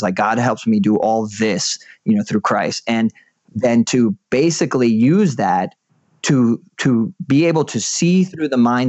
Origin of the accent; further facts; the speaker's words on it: Puerto Rico; I grew up in Puerto Rico. We moved around a lot